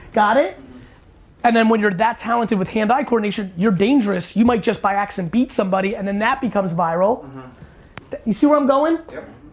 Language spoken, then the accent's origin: English; East Coast, United States; growing up on East Coast